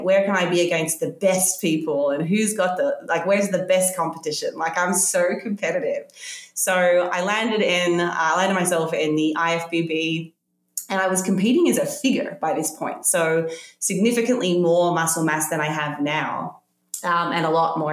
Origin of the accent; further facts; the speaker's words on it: Australia; I grew up in Australia